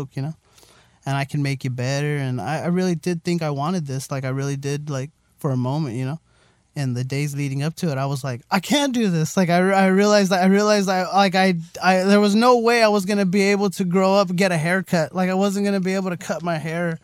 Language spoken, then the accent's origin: English; La Puente, California, United States; also born or lived in West Covina; I say that I'm, you know, from La Puente